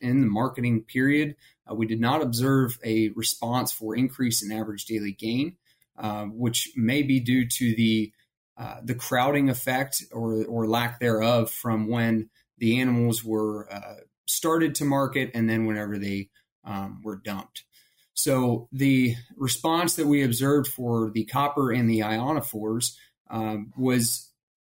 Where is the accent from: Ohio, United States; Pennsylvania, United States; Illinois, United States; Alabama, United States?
Ohio, United States; moved away as an adult; also born or lived in Kansas; I'm originally from Ohio